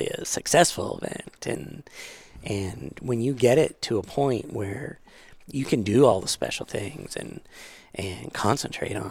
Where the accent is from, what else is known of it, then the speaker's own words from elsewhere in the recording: Canada; moved away; I grew up in Canada